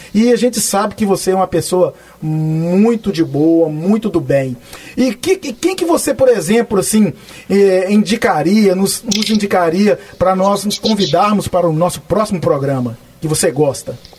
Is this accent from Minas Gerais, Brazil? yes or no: yes; Belo Horizonte, Minas Gerais, Brazil; now in United States; Fui cresci em BH, fazendo moda de viola também